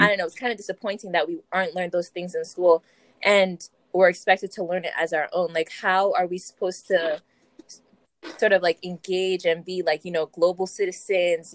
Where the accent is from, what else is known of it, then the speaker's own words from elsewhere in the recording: South Windsor, Connecticut, United States; I'm from South Windsor, and I'm a Black student